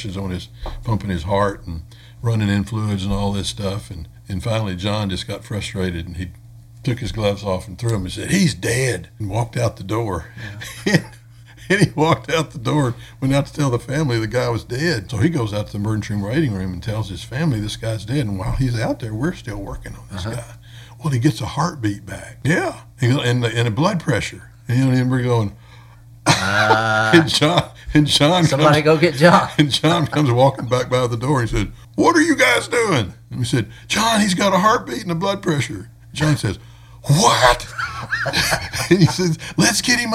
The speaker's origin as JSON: {"language": "English", "region": "Arkansas", "country": "United States", "also_born_or_lived": "Fort Worth, Texas", "moved": "as an adult", "lives_now": "Athens, United States", "said": "I'm from Arkansas, and my family was still in Arkansas"}